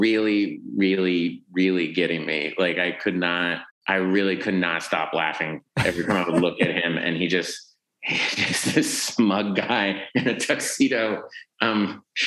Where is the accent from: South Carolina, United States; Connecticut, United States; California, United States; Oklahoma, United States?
Oklahoma, United States; Tulsa; We grew up in Tulsa